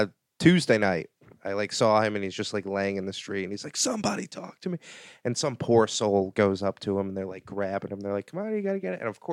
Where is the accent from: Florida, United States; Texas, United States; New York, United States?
New York, United States; Saugerties; Saugerties, New York, like upstate New York.